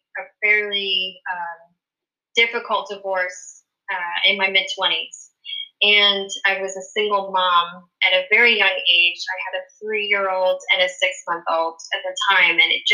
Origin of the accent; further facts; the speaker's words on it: Pennsylvania, United States; moved away as an adult; now in Virginia Beach, United States; I grew up in Pennsylvania